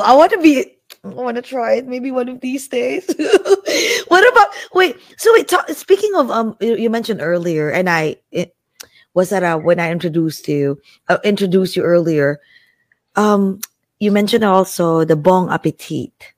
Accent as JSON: {"language": "English", "town": "Jersey City", "region": "New Jersey", "country": "United States", "said": "I'm from Jersey City"}